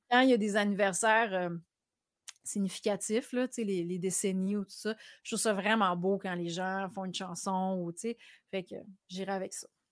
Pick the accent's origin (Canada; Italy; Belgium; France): Canada; Quebec City, Quebec; quand j'étais petite à Québec